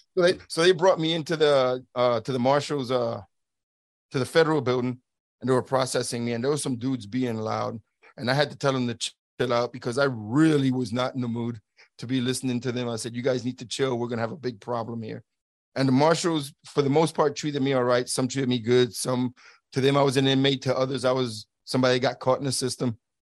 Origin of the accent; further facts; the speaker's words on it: New York City, New York, United States; moved away as an adult; I'm from Brooklyn, New York, born and raised in New York City